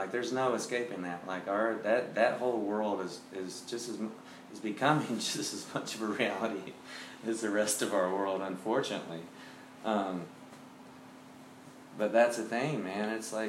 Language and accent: English; Nashville, Tennessee, United States; Great. It was a small town. It wasn't at all what it is today.